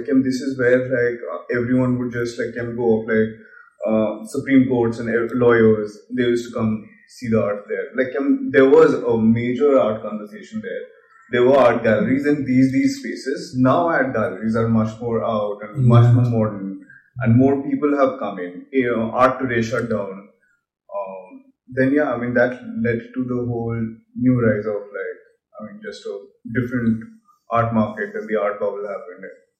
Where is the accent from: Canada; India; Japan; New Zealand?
India; Kolkata, West Bengal; now in Delhi, India; I was in Calcutta. So I came from Calcutta to Delhi.